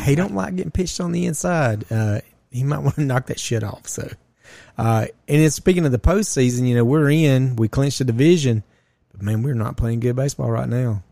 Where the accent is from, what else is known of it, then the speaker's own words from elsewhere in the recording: Georgia, United States; we are from Ju-, the state of, great state of Georgia